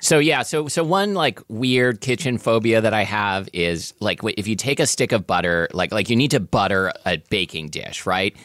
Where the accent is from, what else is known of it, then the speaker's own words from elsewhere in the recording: Portland, Oregon, United States; growing up in Portland, Oregon in the eighties